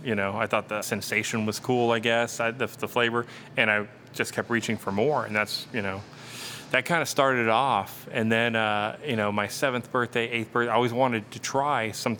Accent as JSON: {"language": "English", "region": "South Texas", "country": "United States", "tie": "born or raised there", "moved": "yes", "said": "growing up in South Texas, you know, in a Hispanic family"}